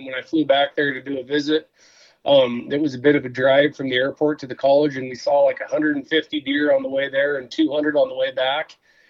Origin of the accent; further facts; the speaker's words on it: Southern Oregon, United States; moved away as an adult; also born or lived in Wisconsin / Northwest; now in Missoula, United States; I grew up in Southern Oregon, bounced around a little bit. I went to school in Wisconsin, worked around the Northwest, and then landed in Montana in 2008 to work for the club.